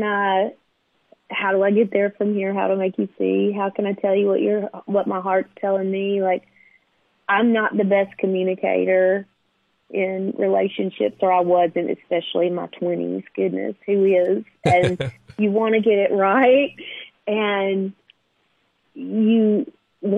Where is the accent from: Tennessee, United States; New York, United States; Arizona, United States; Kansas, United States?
Tennessee, United States; Nashville; I grew up in Nashville, like a row kid